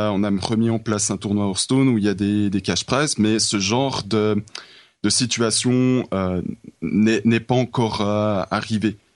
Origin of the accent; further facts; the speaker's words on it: Switzerland; en tant que Suisse